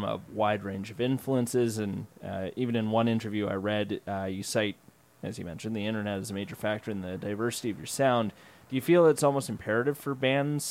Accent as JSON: {"language": "English", "town": "Surrey", "region": "British Columbia", "country": "Canada", "said": "I'm from Surrey myself, and Surrey is not that far from Vancouver"}